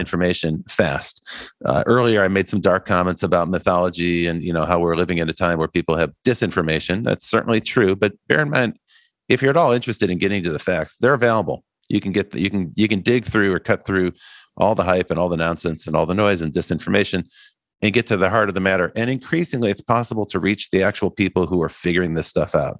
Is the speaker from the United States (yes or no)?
yes; Midwest, United States; as a boy growing up in the Midwest